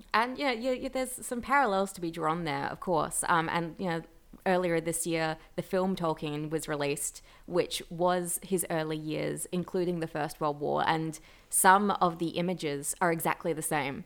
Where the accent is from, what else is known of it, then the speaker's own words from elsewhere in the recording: Australia; growing up in Australia, we've always had, uh, Anzac Day